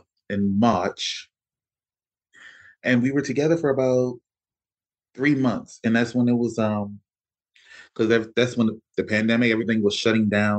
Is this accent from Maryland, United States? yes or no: yes; Baltimore, Maryland, United States; moved away as an adult; We got married in the courthouse back in my hometown of Baltimore